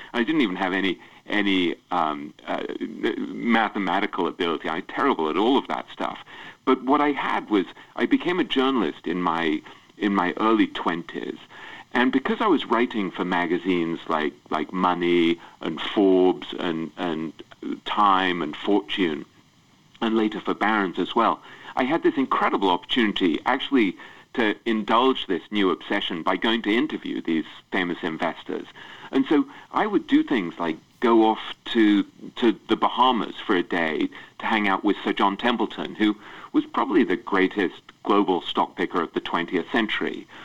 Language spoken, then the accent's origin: English; England, United Kingdom; I grew up in England